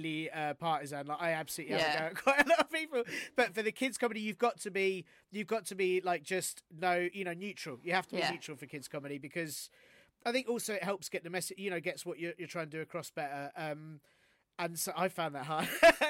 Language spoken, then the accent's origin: English; London, United Kingdom; also born or lived in Canterbury, Kent; I'm from Finsbury Park, and I'm born and bred Finsbury Park, and went to school in that area. I've always been North